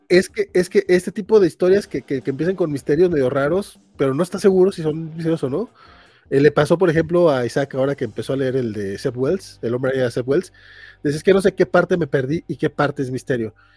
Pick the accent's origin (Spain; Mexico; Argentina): Mexico; Durango; soy de Durango